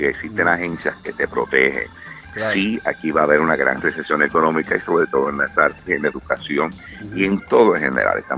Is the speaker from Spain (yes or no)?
no; Puerto Rico; moved away as an adult; also born or lived in San Francisco; now in New York, United States; yo he estado in eh, and out en Nueva York desde 1992, cuando yo me mudé de Puerto Rico, vine a hacer mis estudios a la Universidad de New York, la famosa NYU.